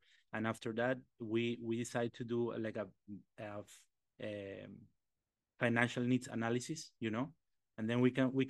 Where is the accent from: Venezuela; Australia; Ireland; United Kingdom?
Venezuela; Caracas, Capital District; English is a second language; moved away as an adult; also born or lived in Trinidad and Tobago / Atlanta, Georgia; now in United States; I am from Caracas, Venezuela.